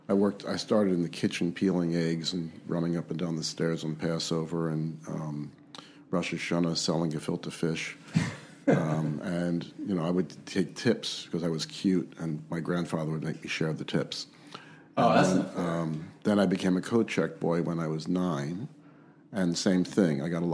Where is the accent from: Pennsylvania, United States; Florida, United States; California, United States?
Pennsylvania, United States; Philadelphia; I was born in Philadelphia to a kosher catering family. My grandfather was a caterer, and my father was a caterer, and my great-uncle was a caterer.